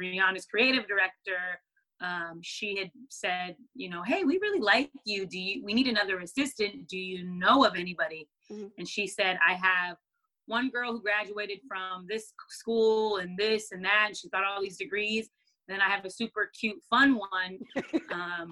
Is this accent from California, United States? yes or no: no; Seattle, Washington, United States; moved away as an adult; also born or lived in Los Angeles; I'm from Seattle, Washington, or Washington State originally